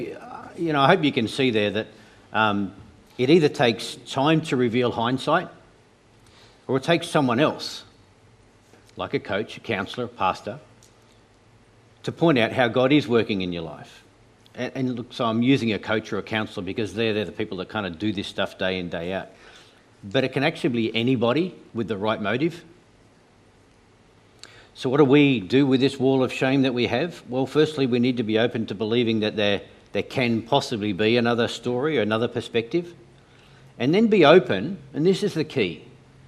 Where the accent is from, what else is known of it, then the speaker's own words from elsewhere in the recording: Tasmania, Australia; I grew up in Tasmania.